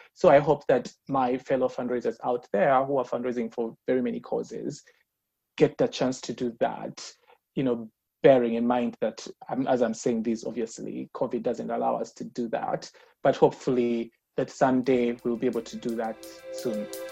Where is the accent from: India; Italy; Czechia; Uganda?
Uganda; I was born and raised in Uganda.